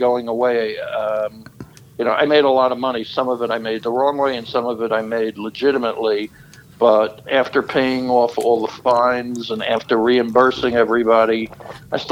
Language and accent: English; New York, United States; moved away as an adult; also born or lived in Florida; I'm from New York